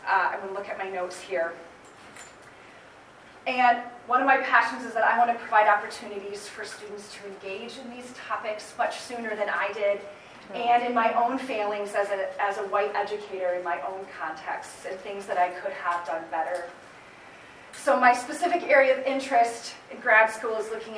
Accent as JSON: {"language": "English", "town": "Holland", "region": "Michigan", "country": "United States", "tie": "born or raised there", "said": "I grew up in Holland."}